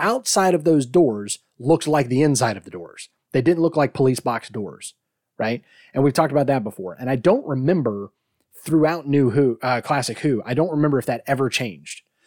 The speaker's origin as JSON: {"language": "English", "country": "United States", "said": "I'm American"}